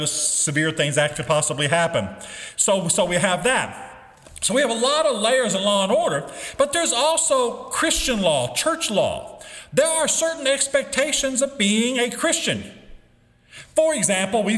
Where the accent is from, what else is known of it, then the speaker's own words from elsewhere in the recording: United States; As an American, as a public school teacher